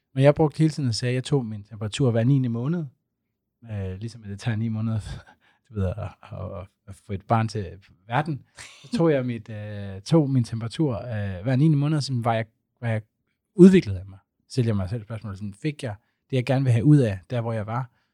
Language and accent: Danish; Aarhus, Central Denmark Region, Denmark; jeg er fra Aarhus